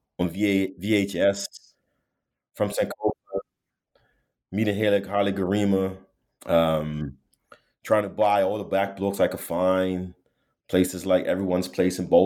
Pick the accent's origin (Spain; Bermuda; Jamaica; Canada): Bermuda; moved away; I'm from Bermuda, born and raised, small community